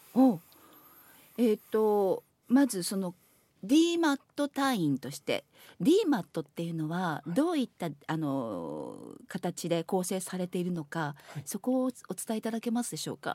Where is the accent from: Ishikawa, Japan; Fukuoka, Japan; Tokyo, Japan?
Ishikawa, Japan; Kanazawa; 私も石川県の出身でまあ、私は金沢にで生まれ育ったものですから